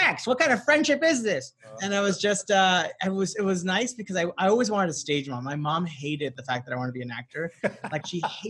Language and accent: English; Santa Ana, California, United States; I grew up in Southern California. Yeah. I was born in Orange County, mm-hmm. and not the good side.